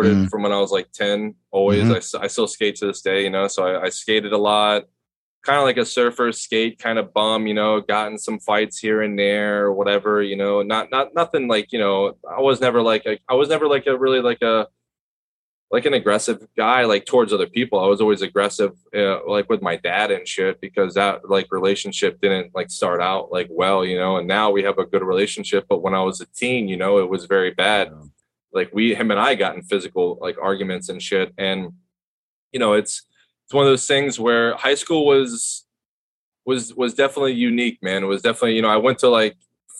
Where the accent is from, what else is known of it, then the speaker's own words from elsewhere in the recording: Palm Beach County, Florida, United States; Born and raised in Palm Beach County